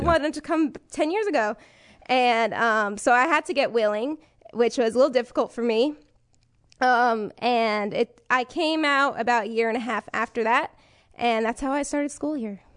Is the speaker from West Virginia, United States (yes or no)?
no; New York City, New York, United States; moved away; I'm from New York